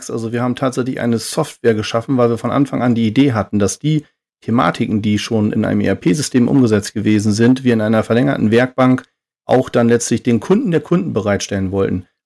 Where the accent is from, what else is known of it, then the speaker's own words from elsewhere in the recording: Oldenburg, Lower Saxony, Germany; born there; ich bin 43 Jahre alt, äh, komme gebürtig aus Oldenburg